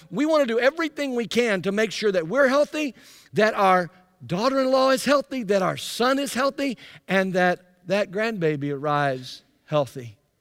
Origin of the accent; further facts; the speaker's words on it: Byram, Mississippi, United States; moved away; also born or lived in Anderson; I grew up in Jackson, Mississippi, actually in a little town called Byram, just to the south of Jackson